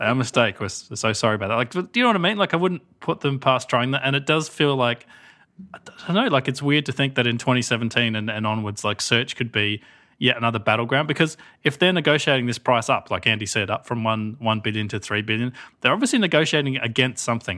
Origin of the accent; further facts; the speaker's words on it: Australia; as an Australian, so as the only non-American here